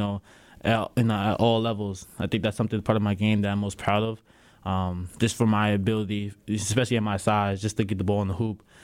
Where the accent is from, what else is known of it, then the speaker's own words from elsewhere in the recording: New York, United States; growing up in New York, there's smack talk left and right.